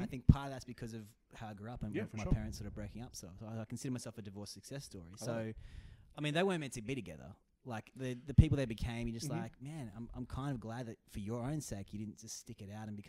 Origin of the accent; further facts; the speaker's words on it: Blacktown, New South Wales, Australia; So I grew up originally around Blacktown near Maryong is the was the suburb, and I was there with my brother and my mum and my dad.